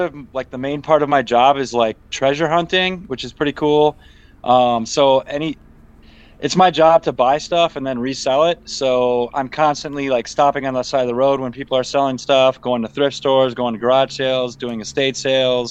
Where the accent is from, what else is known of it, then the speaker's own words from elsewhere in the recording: Wisconsin, United States; I'm from Wisconsin, you know, where Jeffrey Dahmer's from